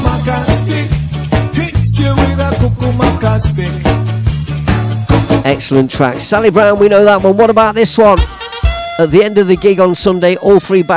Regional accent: Leicester, East Midlands, United Kingdom; my hometown of Leicester

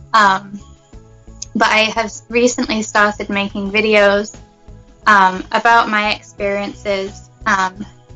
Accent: England, United Kingdom; moved away as an adult; now in United States; Well, I'm from England. I'm originally from England. I was born in Britain, and I'm actually living in the States now

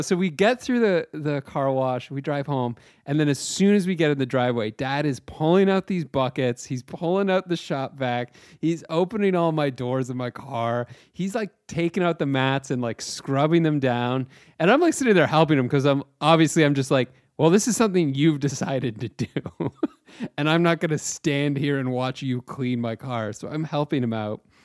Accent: Chatham, Ontario, Canada; I was back home in my hometown of Chatham, Ontario.

